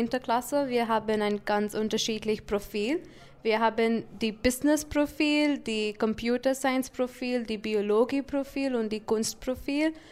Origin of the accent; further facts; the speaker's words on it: India; German is a second language; now in Brokstedt, Germany; Ja, ich komme aus Indien.